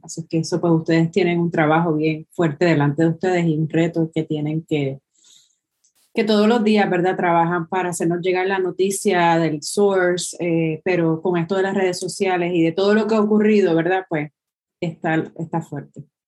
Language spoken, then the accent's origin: Spanish; Puerto Rico; a nosotros como pueblo puertorriqueño